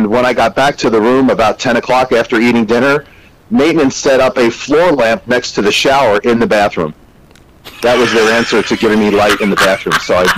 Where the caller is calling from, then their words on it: Tampa, Florida, United States; I'm in Tampa.